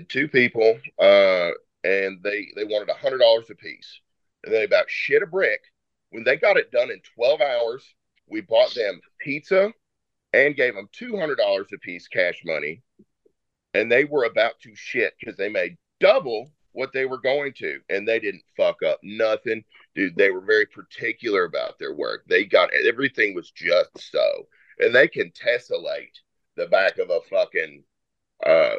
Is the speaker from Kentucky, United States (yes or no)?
yes; Versailles, Kentucky, United States; also born or lived in Elizabethtown, Kentucky; I grew up in Versailles, Kentucky